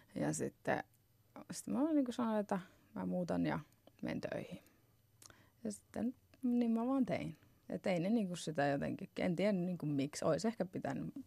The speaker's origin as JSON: {"language": "Finnish", "country": "Finland", "also_born_or_lived": "Arizona, United States / Naples, Italy", "moved": "as an adult", "said": "mä muutin takaisin Suomeen"}